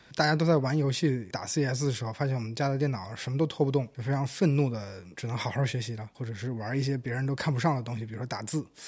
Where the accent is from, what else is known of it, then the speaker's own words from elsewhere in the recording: Shandong, China; 我的故乡山东那边荣成